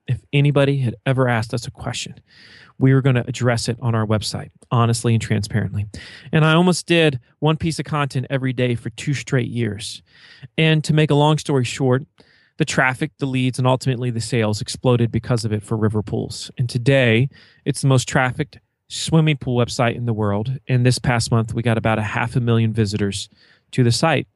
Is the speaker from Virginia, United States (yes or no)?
yes; eastern Virginia, United States; accent: Southern twang; I'm from Virginia, and, uh, I would say it's, it's the eastern side of the state. I live right on the Chesapeake Bay, and it's a very rural town